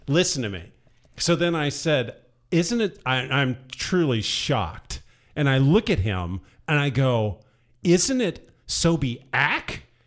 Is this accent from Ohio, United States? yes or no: yes; Southeast Ohio, United States; also born or lived in Indiana; I was born in Southeast Ohio